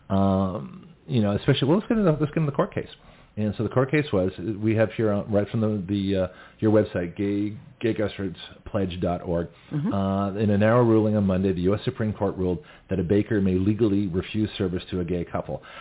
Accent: Canada; now in United States; So nobody knew I was from Canada to Australia to the United States. And so here I am. I've been in the country four years

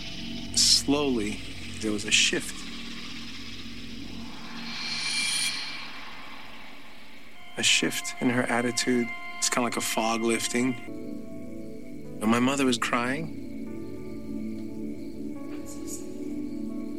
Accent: New York City, New York, United States; As a kid growing up in the Bronx with my mom

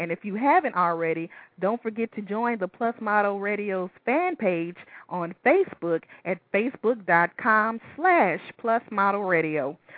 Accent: Baton Rouge, Louisiana, United States; accent: country; I'm from Baton Rouge.

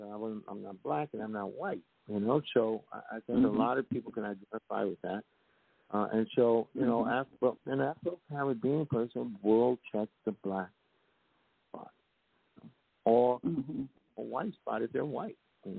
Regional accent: New York City, New York, United States; a city slicker, because I came from the Bronx

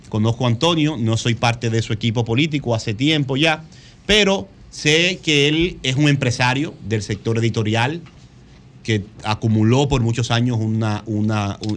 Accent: Dominican Republic; lo saben cómo somos dominicanos

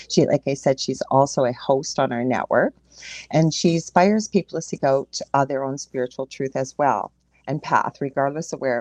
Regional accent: Canada; I am a Canadian clairvoyant medium

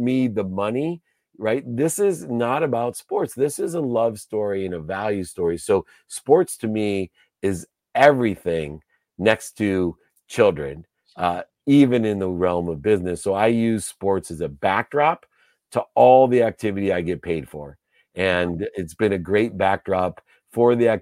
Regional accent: Akron, Ohio, United States; born or raised there

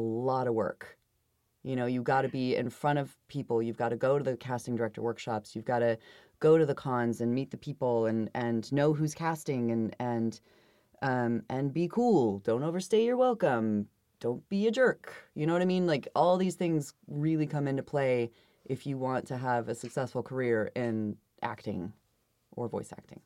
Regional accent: Idaho, United States; I'm from Idaho

